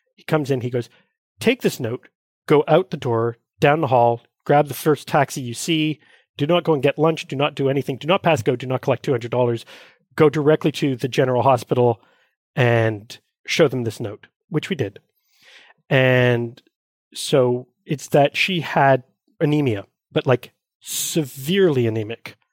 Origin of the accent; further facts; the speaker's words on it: Montreal, Quebec, Canada; I was born and raised here in Montreal